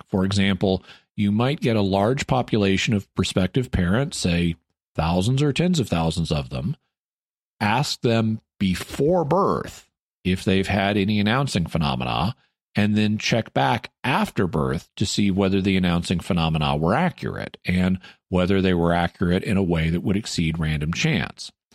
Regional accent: Arkansas, United States; moved away; my hometown in Arkansas, which I was considering moving back

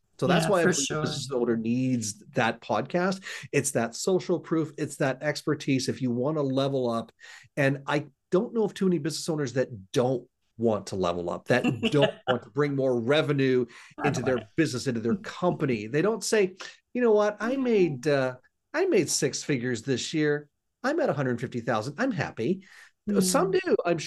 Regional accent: Hamilton, Ontario, Canada; moved away as an adult; now in Gananoque, Canada; I'm actually born and raised in a city called Hamilton, Ontario

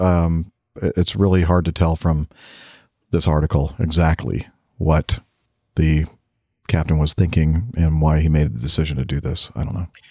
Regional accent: United States; I'm American

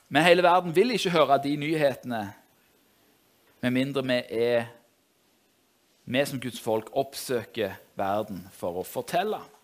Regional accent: Norway; jeg er jo nordmann, jeg òg

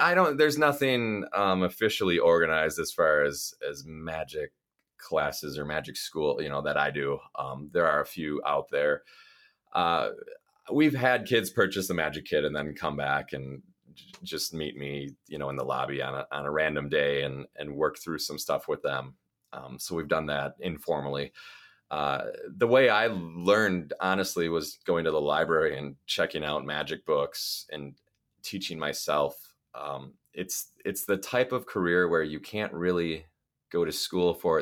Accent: Milwaukee, Wisconsin, United States; also born or lived in Stevens Point, Wisconsin / Baraboo, Wisconsin; now in Lake Geneva, United States; I grew up in Milwaukee, Wisconsin

